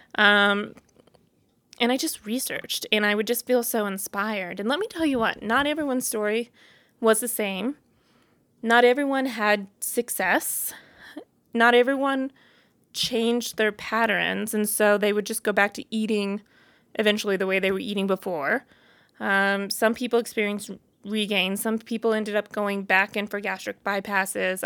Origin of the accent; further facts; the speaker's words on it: Boonville, Missouri, United States; moved away as an adult; now in Denver, United States; I was born and raised in Missouri, a little town called Booneville